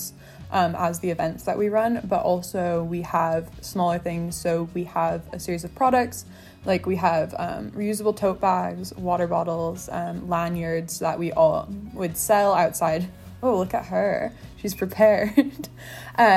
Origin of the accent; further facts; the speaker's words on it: San Francisco Bay Area, California, United States; moved away as an adult; now in Edinburgh, United Kingdom; I'm from the San Francisco Bay Area